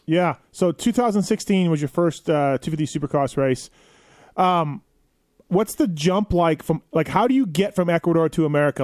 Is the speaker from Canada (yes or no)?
yes; Canada; now in United States; I'm Canadian